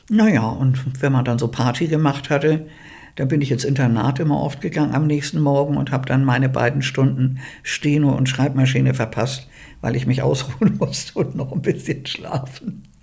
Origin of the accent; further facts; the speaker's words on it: Bergedorf, Hamburg, Germany; born there; Also, ich bin in Bergedorf geboren.